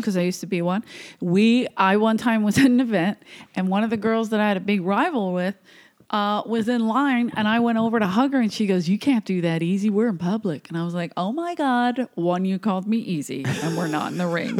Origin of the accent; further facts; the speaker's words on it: Philadelphia, Pennsylvania, United States; moved away as an adult; I came from Philly, South Philly